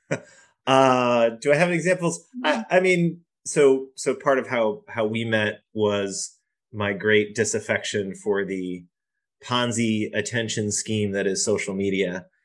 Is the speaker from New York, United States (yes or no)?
yes; Poughkeepsie, New York, United States; moved away as an adult; now in Boston, United States; I grew up in Poughkeepsie, which is just on the end of the train line from New York City